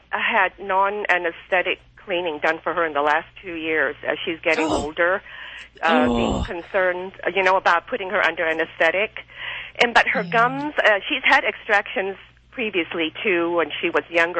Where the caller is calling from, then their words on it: Torrance, California, United States; calling from Torrance, California.